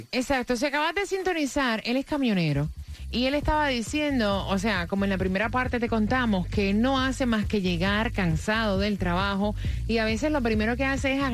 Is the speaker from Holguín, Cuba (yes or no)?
no; Havana, Cuba; Yo soy cubano de Ciudad de La Habana.